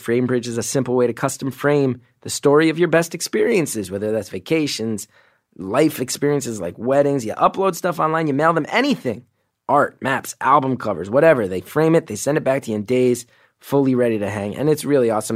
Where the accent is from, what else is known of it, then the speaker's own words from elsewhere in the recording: Northeast, United States; I grew up in the Northeast